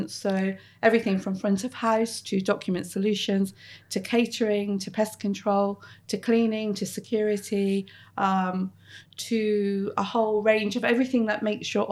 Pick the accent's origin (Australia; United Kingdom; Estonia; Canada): United Kingdom; Plymouth, South West England; moved away as an adult; also born or lived in Bristol; now in Plymouth, United Kingdom; So I grew up in Plymouth, uh, very much part of a middle class family.